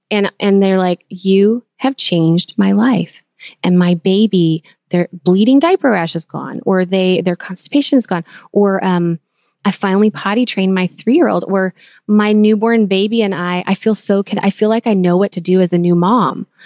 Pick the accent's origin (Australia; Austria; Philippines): Philippines; I'm Filipino, so I was like, okay, this is a great match for me because I understand the culture enough to be able to work remotely together